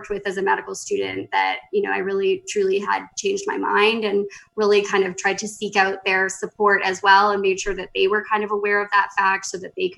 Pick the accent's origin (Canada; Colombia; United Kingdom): Canada; Markham, Ontario; moved away as an adult; also born or lived in Vancouver, Canada / Calgary, Canada / Boston, United States; So I grew up in Markham, Ontario, which is a small suburb of Toronto.